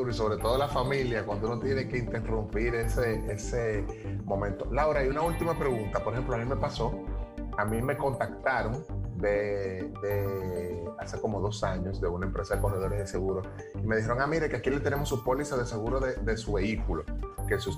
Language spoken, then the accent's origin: Spanish; Dominican Republic; Uno de los principales errores que cometemos nosotros como dominicanos